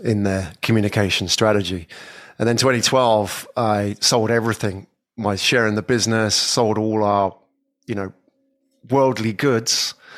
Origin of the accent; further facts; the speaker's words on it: England, United Kingdom; moved away as an adult; I'm from England. Yeah, I was born in England many years ago